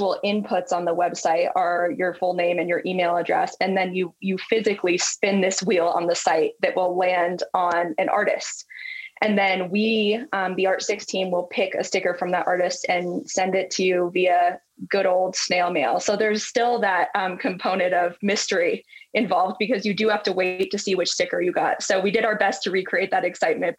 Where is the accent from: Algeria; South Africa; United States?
United States; Colorado; I am from Colorado, live in Colorado, and was made to sing songs about Columbines when I was in the fifth grade.